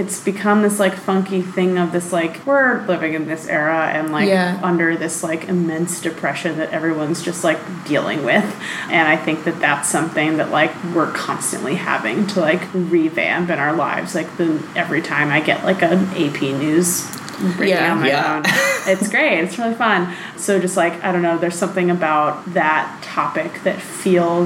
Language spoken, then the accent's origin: English; New York City, New York, United States; I grew up in New York City